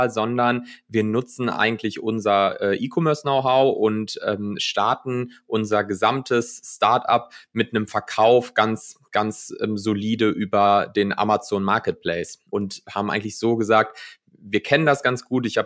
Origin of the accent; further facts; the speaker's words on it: North Rhine-Westphalia, Germany; bin dann zurück in, in die Heimat gegangen, ähm, aufgewachsen im Ruhrgebiet und dann mich für NRW entschieden.